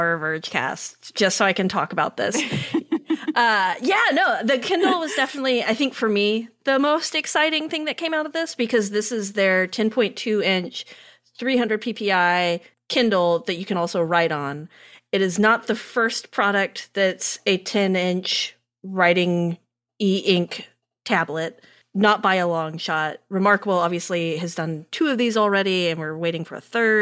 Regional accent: Fort Worth, Texas, United States; I'm from Fort Worth

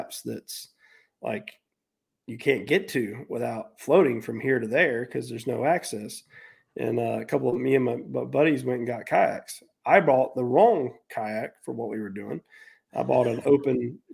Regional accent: North Carolina, United States; moved away as an adult; also born or lived in Florida; back home to where I grew up at here in North Carolina.

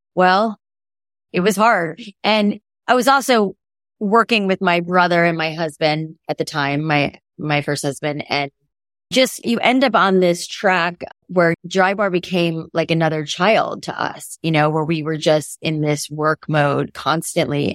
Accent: South Florida, United States; growing up in South Florida

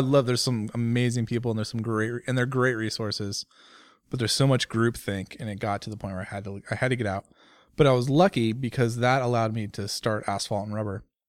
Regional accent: Bay Area, California, United States; I grew up in California, in the Bay Area, uh, as a sixth generation Californian

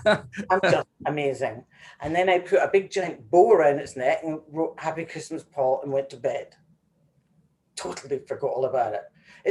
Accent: Glasgow, Scotland, United Kingdom; moved away; also born or lived in New York; growing up in Glasgow in a tenement

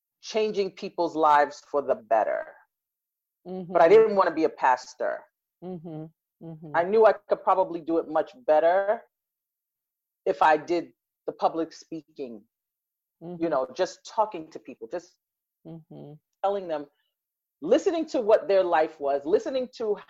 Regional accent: New York City, New York, United States; I grew up in Brooklyn, born and raised Brooklyn.

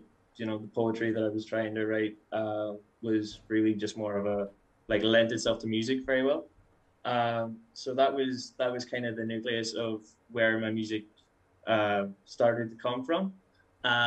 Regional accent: Derry, Northern Ireland, United Kingdom; moved away as an adult; now in Calgary, Canada; I'm from Derry in the north of Ireland, and I moved to Canada in mid-June last year.

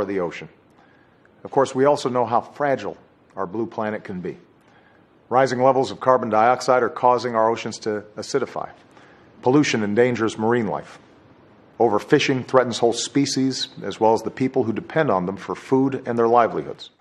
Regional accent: Hawaii, United States; growing up in Hawaii

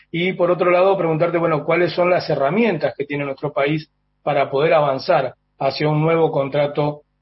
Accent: Argentina; cuánto más fraternos crees que somos los argentinos

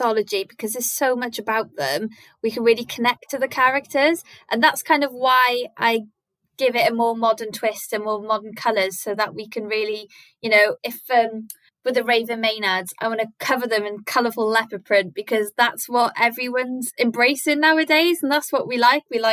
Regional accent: Wales, United Kingdom; growing up in Welsh schools, we were taught it in primary school and in secondary school

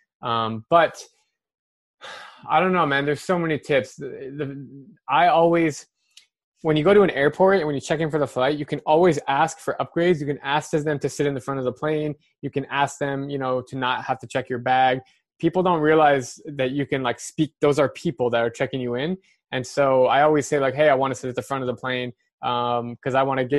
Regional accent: Scottsdale, Arizona, United States; I'm from Scottsdale, Arizona

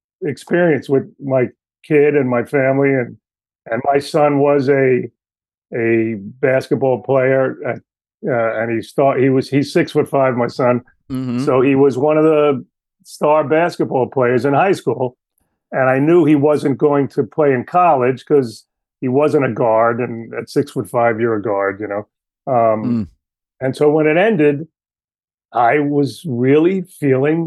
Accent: New York City, New York, United States; I grew up Italian in Queens

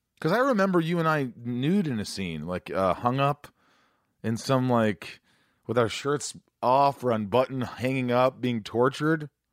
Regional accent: Indiana, United States; also born or lived in New York; I grew up in Indiana, I was born in New York, but I grew up in Indiana

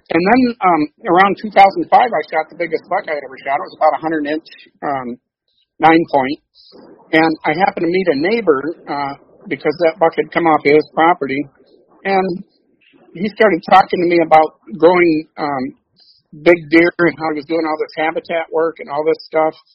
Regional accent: Coldwater, Michigan, United States; moved away as an adult; also born or lived in Illinois; I was born in Coldwater, Michigan, which is where I reside today. I'm out on Isle Island on Coldwater Lake. I was born in a little ho- local hospital here. I pretty much was raised um, in a hunting culture

